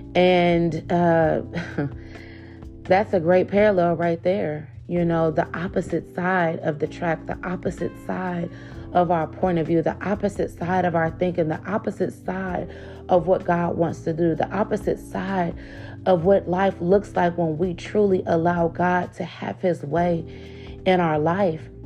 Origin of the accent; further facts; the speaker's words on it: Cleveland, Ohio, United States; we were latchkey kids growing up in Cleveland, Ohio